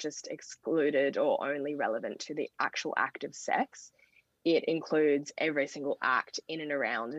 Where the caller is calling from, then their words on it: Sydney, New South Wales, Australia; I'm joining from Gadigal land tonight.